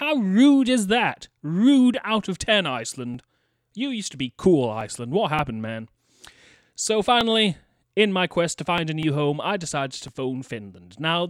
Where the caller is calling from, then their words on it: United Kingdom; I am calling from the United Kingdom.